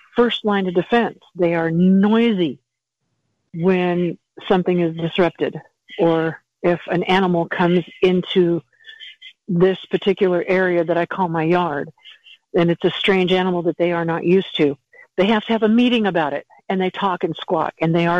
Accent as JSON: {"language": "English", "region": "Montana", "country": "United States", "said": "I'm from Montana"}